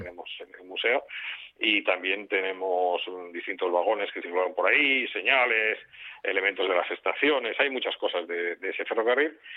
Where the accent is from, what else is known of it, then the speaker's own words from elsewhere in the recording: Mieres, Asturias, Spain; todos los que somos de Mieres de cierta edad